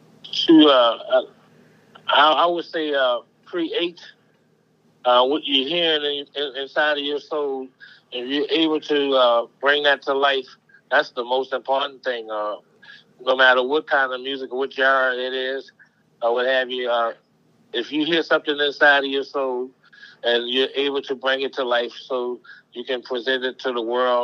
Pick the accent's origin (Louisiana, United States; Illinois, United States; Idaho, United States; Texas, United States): Louisiana, United States; New Orleans; I'm from New Orleans